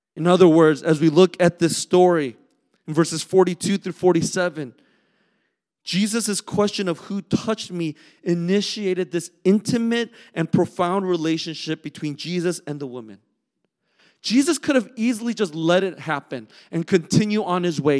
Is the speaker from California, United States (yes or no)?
yes; Southern California, United States; moved away; growing up in California, in Southern California